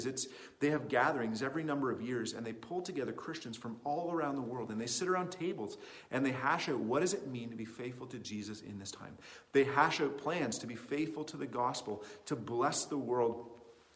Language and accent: English; Canada; as a Canadian kid in the 21st century.